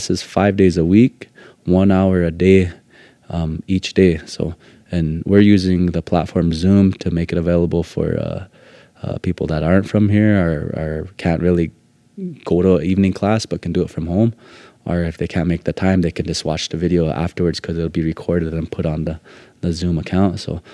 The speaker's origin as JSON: {"language": "English", "region": "Lakota country", "country": "United States", "said": "for us in Lakota country"}